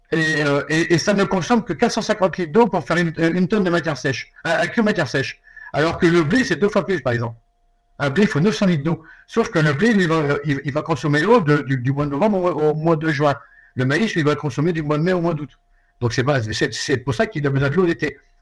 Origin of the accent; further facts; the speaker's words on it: France; nous chez nous, en France